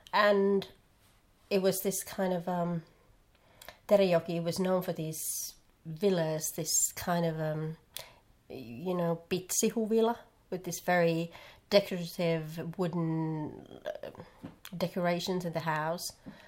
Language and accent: English; Finland; accent: Karelian dialect; English is a second language; moved away as an adult; now in Seinäjoki, Finland; "Oh, I'm from Kite," and, "Oh, how did you end up here?" And people are still amazed, like, "How can you move from other side of the country to here?"